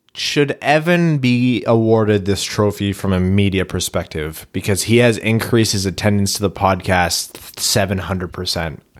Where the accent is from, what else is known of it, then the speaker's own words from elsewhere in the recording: Canada; we're Canadian